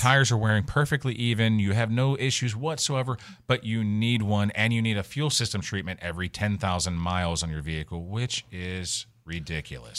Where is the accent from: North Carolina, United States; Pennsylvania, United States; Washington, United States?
Pennsylvania, United States; Western; now in Florida, United States; I'm from Western P